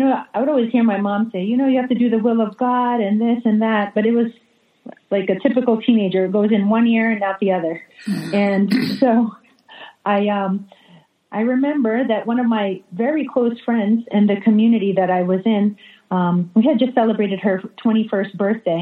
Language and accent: English; New York, United States; also born or lived in New Jersey; now in Jacksonville, United States; I grew up in New York half my life, and half my life in New Jersey